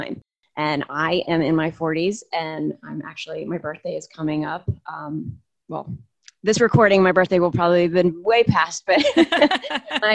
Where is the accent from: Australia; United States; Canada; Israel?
United States; New Jersey; moved away as an adult; I grew up in a small, small town in South Jersey